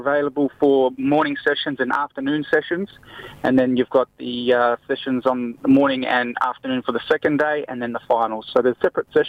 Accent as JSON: {"language": "English", "town": "Darwin", "region": "Northern Territory", "country": "Australia", "tie": "born or raised there", "said": "being born and bred in Darwin"}